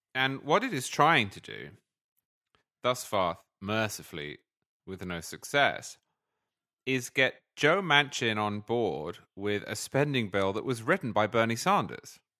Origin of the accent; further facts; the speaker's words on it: United Kingdom; also born or lived in England; now in United States; as a Brit who grew up in a parliamentary system